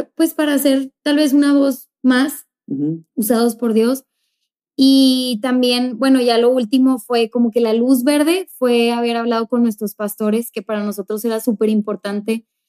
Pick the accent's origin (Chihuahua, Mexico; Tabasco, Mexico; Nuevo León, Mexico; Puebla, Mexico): Nuevo León, Mexico; Monterrey; now in El Paso, United States; yo vengo de México, de la ciudad de Monterrey, ninguno de los dos somos del paso